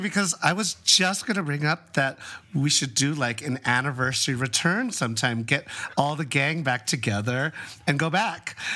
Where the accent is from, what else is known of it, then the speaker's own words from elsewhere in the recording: San Francisco, California, United States; growing up in San Francisco around this culture